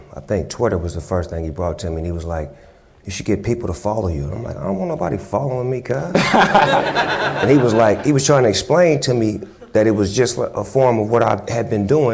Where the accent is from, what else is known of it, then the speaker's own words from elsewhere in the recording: California, United States; I'm from California, so I'm from the ping pong up to the Bay, back